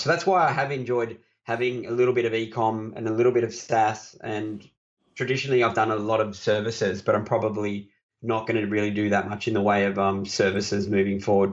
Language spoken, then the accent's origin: English; Australia; I'm an Aussie